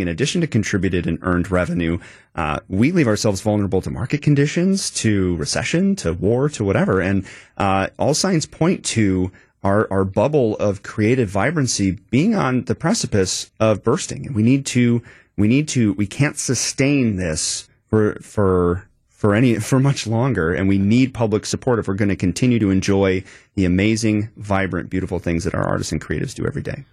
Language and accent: English; Madison, Wisconsin, United States; I grew up in Wisconsin, Madison area